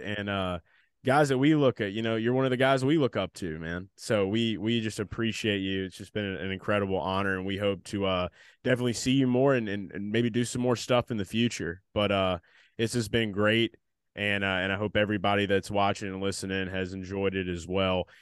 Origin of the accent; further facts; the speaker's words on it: New Orleans, Louisiana, United States; from New Orleans too